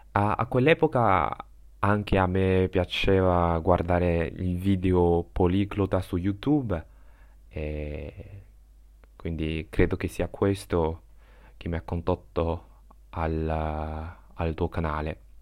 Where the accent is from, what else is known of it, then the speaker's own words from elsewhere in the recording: China; first language Chinese; Italian is a second language; ho 23 anni e vengo dalla Cina.